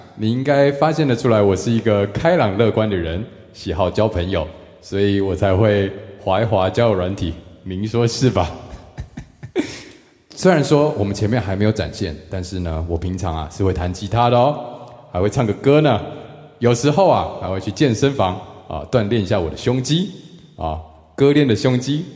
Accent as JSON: {"language": "Chinese", "country": "Taiwan", "moved": "as an adult", "lives_now": "Hong Kong", "said": "我还台湾人。 然后我唔识讲广东话"}